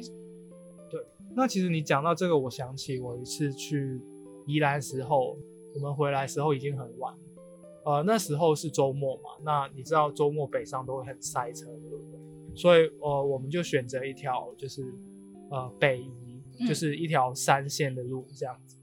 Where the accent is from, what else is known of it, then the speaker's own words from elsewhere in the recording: Macau; 我作为澳门人啊，其实我自己的兜风，我们管的话叫有车河